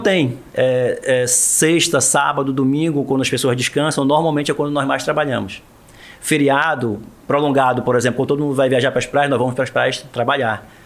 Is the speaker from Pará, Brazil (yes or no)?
yes; Portel, Pará, Brazil; also born or lived in Breves / Soure; now in Belém, Brazil; sou paraense, isso eu tenho orgulho. Marajoara, nascido em Portel